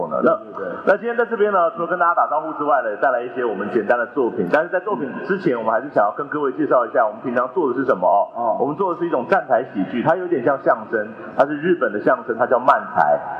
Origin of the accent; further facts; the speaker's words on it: Taichung, Taiwan; 我高雄之前是台中啊。